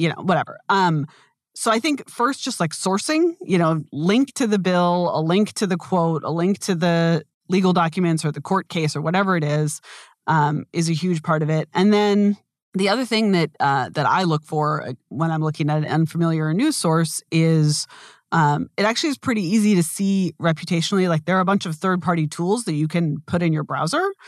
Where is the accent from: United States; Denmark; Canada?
United States; I do think of myself as being very American